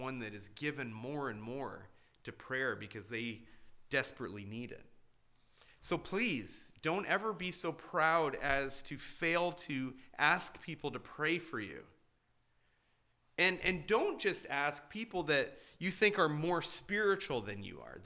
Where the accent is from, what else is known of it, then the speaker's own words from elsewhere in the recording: Hamilton, Ontario, Canada; my hometown of Hamilton